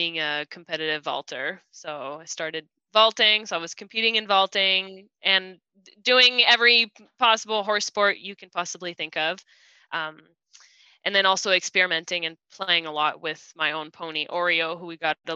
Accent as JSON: {"language": "English", "country": "France", "tie": "born or raised there", "moved": "yes", "lives_now": "United States", "said": "I was born, my whole family is French. I was born in France. Now I live in the US, and we've been here for about 14 years"}